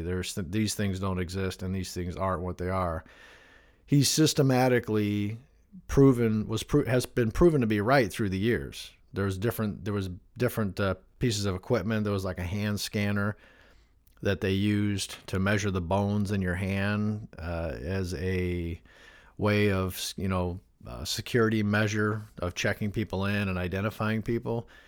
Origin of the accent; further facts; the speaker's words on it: Northwest Indiana, United States; me growing up in Northwest Indiana in the Chicagoland area